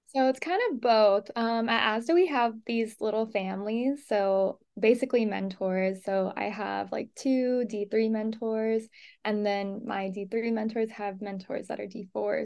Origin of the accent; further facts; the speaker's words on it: Los Angeles, California, United States; moved away as an adult; now in Mesa, United States; I'm from Los Angeles, California